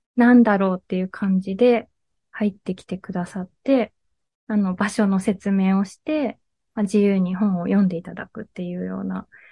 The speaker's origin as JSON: {"language": "Japanese", "region": "Miyazaki", "country": "Japan", "tie": "born or raised there", "also_born_or_lived": "Fukuoka / Kitakyushu", "moved": "as an adult", "said": "私は出身が宮崎県なんですけど"}